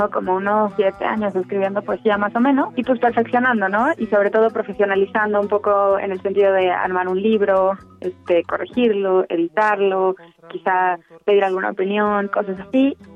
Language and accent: Spanish; Puebla, Mexico; moved away as an adult; also born or lived in Mexico City; Nací en Puebla, Puebla, el 27 de diciembre de 1990.